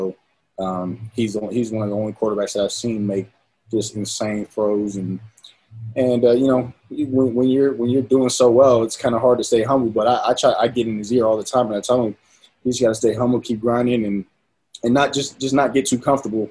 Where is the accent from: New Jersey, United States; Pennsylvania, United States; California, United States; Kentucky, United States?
California, United States; San Diego; born or raised there; moved away as an adult; now in Utah, United States